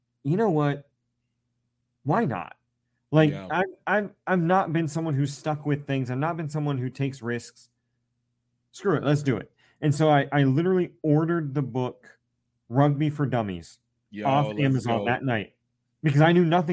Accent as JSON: {"language": "English", "region": "Central Ohio", "country": "United States", "said": "I was from Central Ohio, so Ohio State Buckeyes were in my blood"}